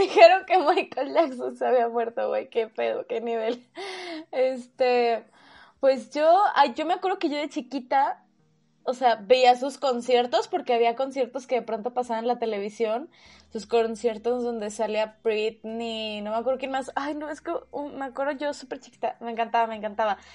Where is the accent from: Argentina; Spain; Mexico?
Mexico